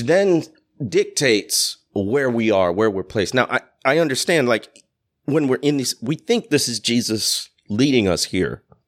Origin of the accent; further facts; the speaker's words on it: Chicago, Illinois, United States; moved away as an adult; also born or lived in Mississippi Delta; I'm coming from the Chicago area.